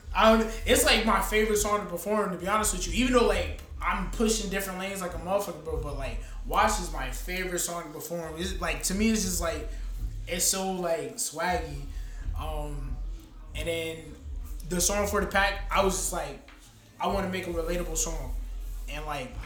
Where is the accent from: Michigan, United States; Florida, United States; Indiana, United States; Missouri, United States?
Florida, United States; moved away as an adult; also born or lived in Long Island, New York; now in New Jersey, United States; I'm more from uh, Florida. If anything, I probably spent the most of my life in Florida, but I moved up here about four or five years ago